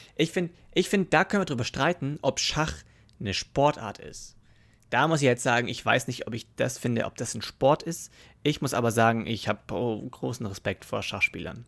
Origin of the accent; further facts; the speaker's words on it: Germany; Bei uns in Deutschland